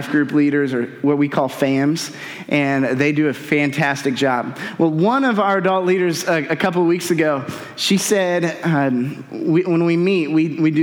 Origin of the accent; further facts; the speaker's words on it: North Central Indiana, United States; now in Avon, United States; I'm from North Central Indiana